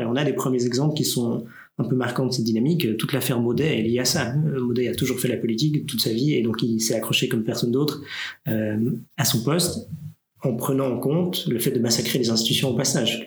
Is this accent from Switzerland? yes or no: yes; Neuchâtel, Switzerland; Je viens du canton de Neuchâtel